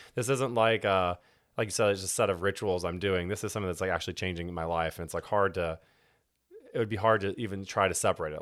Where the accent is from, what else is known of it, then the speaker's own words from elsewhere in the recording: Houston, Texas, United States; now in Fort Worth, United States; I grew up in Houston and was born into a Christian home